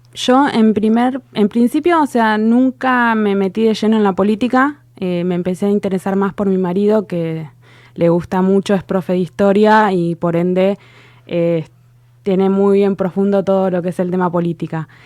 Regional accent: Tigre, Buenos Aires Province, Argentina; yo tengo 40 años y hace 40 años que vivo en Tigre

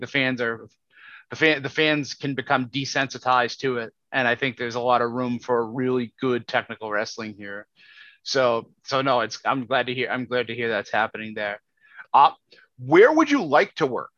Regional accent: United States; as an American

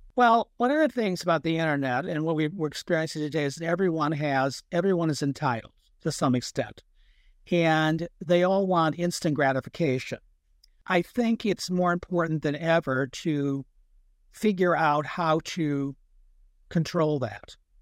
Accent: United States; We're not European. We're American

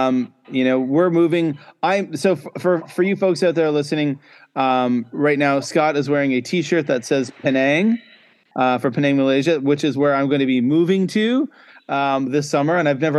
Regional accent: Cape Breton Island, Nova Scotia, Canada; I grew up in Cape Breton Island in Nova Scotia, and we know Nova Scotia is Latin for New Scotland, right?

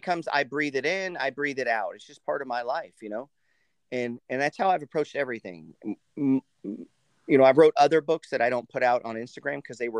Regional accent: United States; I'm from the New Jersey, that New York area too.

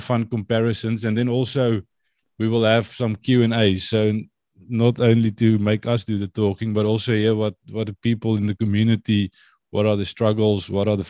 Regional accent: Vanderbijlpark, Gauteng, South Africa; moved away as an adult; also born or lived in Potchefstroom; now in Netherlands; born and raised in Gauteng.

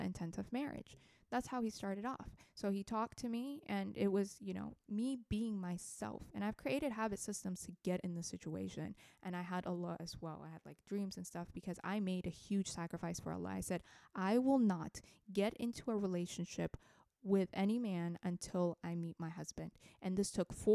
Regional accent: Ethiopia; English is a second language; now in United States; I'm from Ethiopia

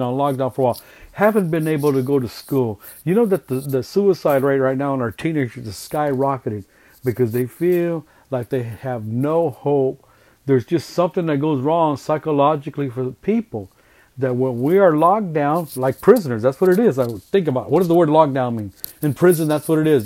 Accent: California, United States; I'm Hispanic, so I'm from California.

